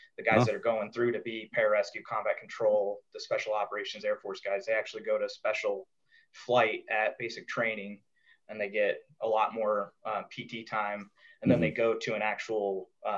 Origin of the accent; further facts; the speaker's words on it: Colorado, United States; I grew up in Colorado